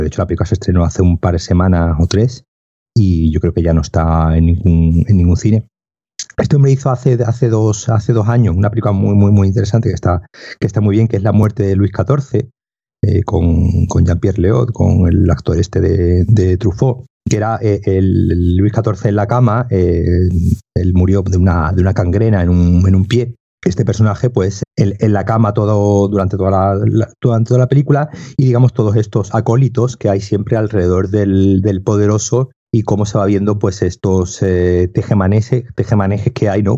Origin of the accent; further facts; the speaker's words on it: Seville, Andalusia, Spain; moved away; yo soy de Sevilla y tengo allí familia y me quedo en casa de mi hermano